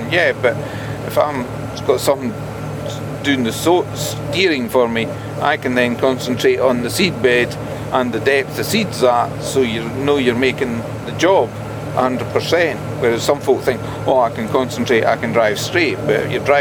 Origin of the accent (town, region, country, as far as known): Scotland, United Kingdom